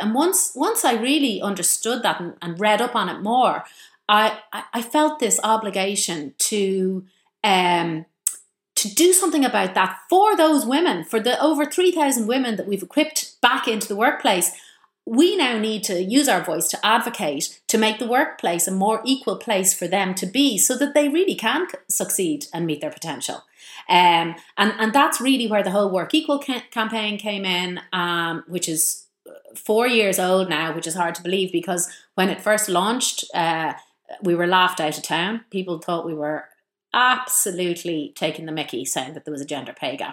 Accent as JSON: {"language": "English", "town": "Malahide", "region": "Leinster", "country": "Ireland", "tie": "born or raised there", "said": "I grew up in Malahide"}